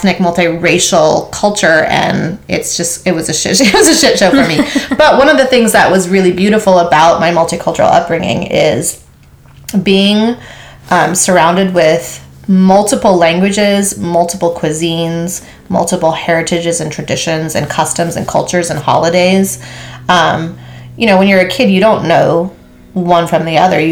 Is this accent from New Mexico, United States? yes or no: no; Maui, Hawaii, United States; I was born and raised on Maui, Hawaii.